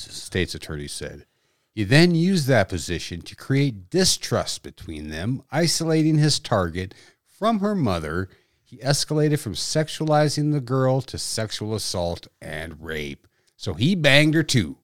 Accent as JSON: {"language": "English", "town": "Dickinson", "region": "North Dakota", "country": "United States", "tie": "born or raised there", "said": "It's my hometown"}